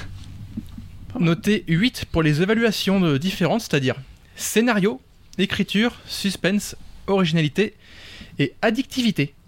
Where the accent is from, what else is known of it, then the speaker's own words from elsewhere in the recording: France; en tant que Français de la métropole